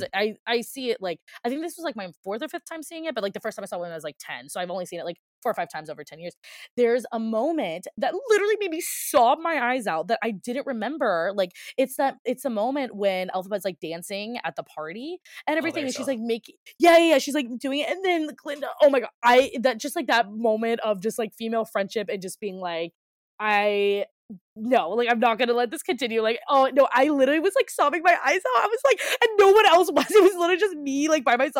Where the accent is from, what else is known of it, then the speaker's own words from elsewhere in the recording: Virginia, United States; I grew up in Virginia. Like, I grew up in Virginia